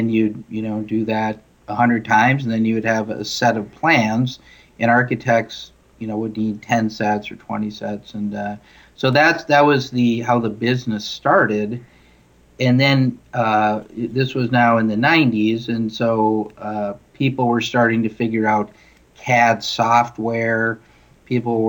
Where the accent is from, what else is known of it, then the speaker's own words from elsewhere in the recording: Duluth, Minnesota, United States; also born or lived in Washington, D.C.; I grew up in Duluth